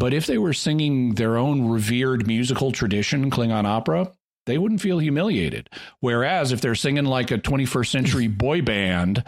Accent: Arkansas, United States; moved away as an adult; I just moved back to my hometown in Arkansas

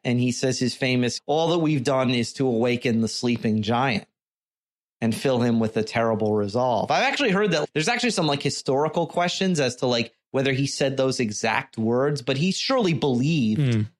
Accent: near Theodore Roosevelt's house, New York, United States; I grew up like 2 miles from his house.

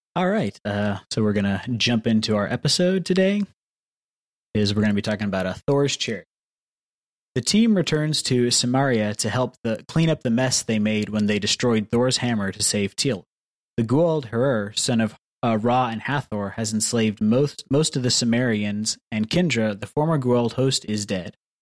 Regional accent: the South, United States; I'm from the South

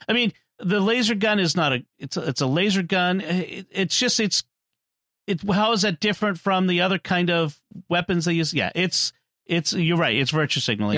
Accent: Boston, Massachusetts, United States; I'm from Boston

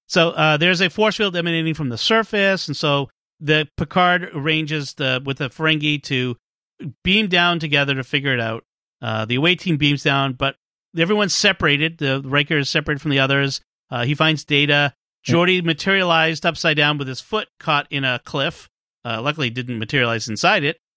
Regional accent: Boston, Massachusetts, United States; from my hometown of Boston

